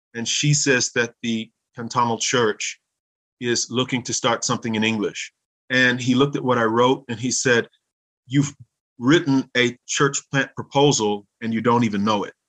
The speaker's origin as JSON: {"language": "English", "region": "Louisiana", "country": "United States", "tie": "born or raised there", "also_born_or_lived": "Minnesota", "moved": "as an adult", "lives_now": "St. Gallen, Switzerland", "said": "I grew up not only in Louisiana, but in Minnesota."}